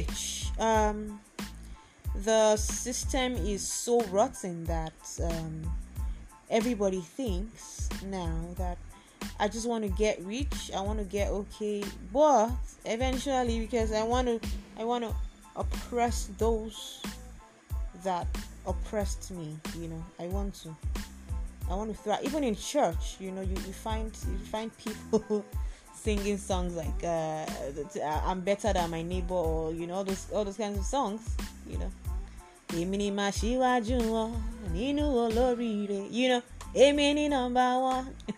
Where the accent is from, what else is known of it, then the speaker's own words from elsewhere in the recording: Lagos, Nigeria; I'm a Nigerian, I'm a Lagosian